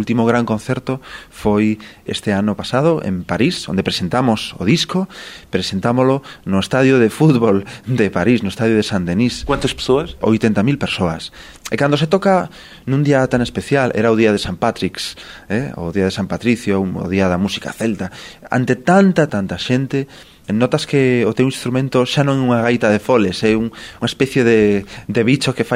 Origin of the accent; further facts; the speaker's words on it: Galicia, Spain; Eu que veño da Galiza, que un paraíso tamén como Portugal, un paraíso que mira hacia o mar